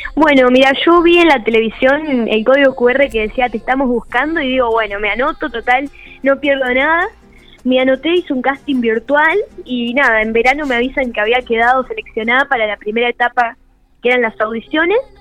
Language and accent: Spanish; Parera, La Pampa, Argentina; mi pueblo Parera